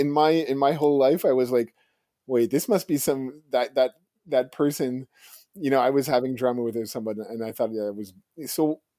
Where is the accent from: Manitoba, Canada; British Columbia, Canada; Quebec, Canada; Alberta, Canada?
Quebec, Canada; Montreal; I'm from Montreal